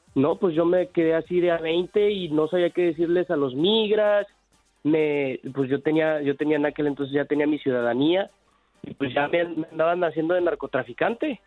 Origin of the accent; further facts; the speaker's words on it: Tijuana, Baja California, Mexico; yo soy de Tijuana